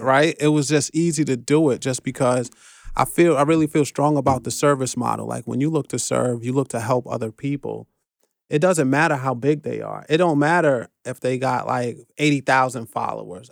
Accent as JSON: {"language": "English", "town": "New York City", "region": "New York", "country": "United States", "tie": "born or raised there", "also_born_or_lived": "Flatbush, Brooklyn", "said": "I'm born and raised in the Bronx, but I got a brownstone on Flatbush"}